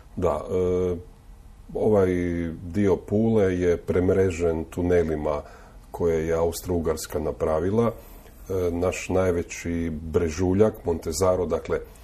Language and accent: Croatian; Istria County, Croatia; ja 30 godina slušam ovdje kod nas u Istri